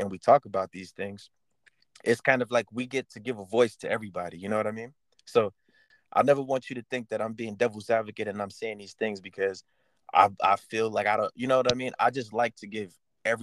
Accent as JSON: {"language": "English", "town": "New York City", "region": "New York", "country": "United States", "tie": "born or raised there", "said": "growing up in the Bronx, mostly. Like, my community was Black and Hispanic"}